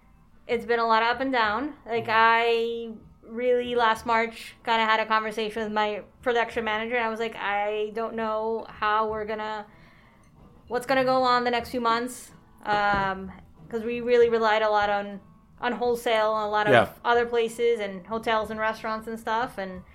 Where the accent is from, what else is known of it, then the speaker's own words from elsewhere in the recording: Colombia; also born or lived in California / Arizona / Orlando; now in Miami, United States; Yeah, so I was born here, and I grew up in Colombia for several years. And then came back to the States and lived in California, lived in Arizona, I lived in Orlando for a while